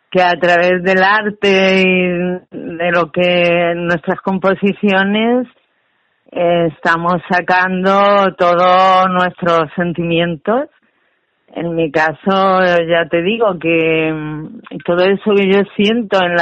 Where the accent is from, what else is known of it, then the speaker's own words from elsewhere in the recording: Campo de Calatrava, Castilla-La Mancha, Spain; Mi pueblo, de Calatrava, es una zona volcánica